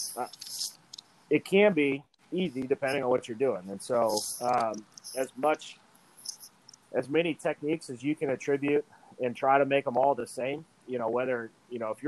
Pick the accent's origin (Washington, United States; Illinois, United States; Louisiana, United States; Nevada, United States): Nevada, United States; Reno; I was born and raised in Reno, Nevada.